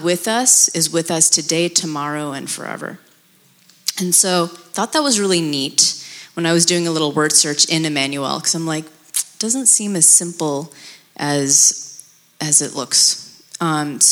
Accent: United States; also born or lived in Pakistan / Abu Dhabi; I was born in Pakistan, and I lived in Abu Dhabi until I was 9, and moved to America around that time period.

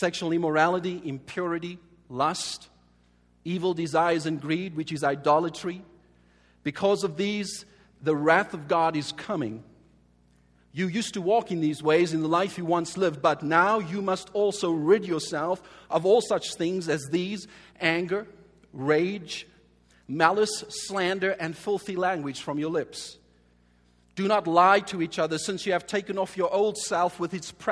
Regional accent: Cape Town, Western Cape, South Africa; I was born and raised in Cape Town as a colored South African.

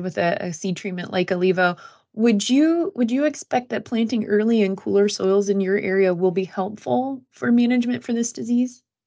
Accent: Fulton County, Illinois, United States; also born or lived in Florida; I grew up in Fulton County, Illinois, so West Central

